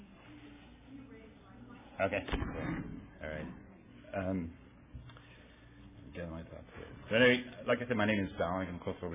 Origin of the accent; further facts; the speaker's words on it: Ireland; moved away; I grew up, I'm from Ireland, and I grew up there